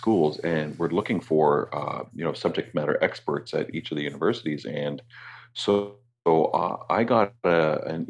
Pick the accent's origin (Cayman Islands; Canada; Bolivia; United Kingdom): Canada; Toronto, Ontario; moved away as an adult; also born or lived in Ireland; now in Newfoundland, Canada; I was born and raised in Toronto. And then right after high school, like literally 2 weeks after graduating high school, my father shipped me off to Europe for my education